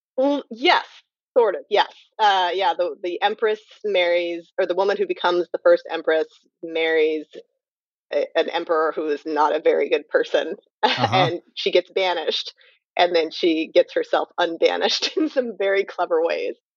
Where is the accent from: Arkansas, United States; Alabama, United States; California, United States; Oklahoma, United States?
California, United States; Napa County; I'm from Napa County